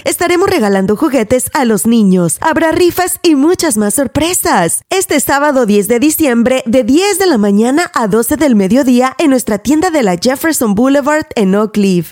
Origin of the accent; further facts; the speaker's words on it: Mexico; now in United States; tú y yo somos mexicanas